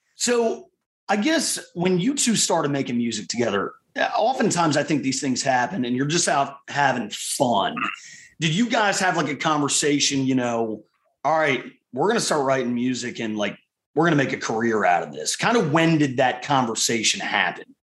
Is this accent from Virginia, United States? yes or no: yes; Richmond, Virginia, United States; my hometown of Richmond, Virginia